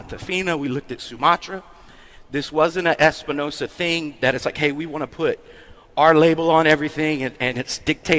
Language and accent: English; Fayetteville, North Carolina, United States; I'm from North Carolina